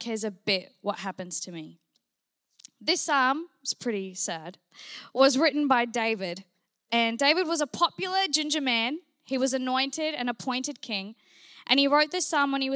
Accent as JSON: {"language": "English", "country": "New Zealand", "tie": "born or raised there", "said": "I grew up in New Zealand. Yes, New Zealand"}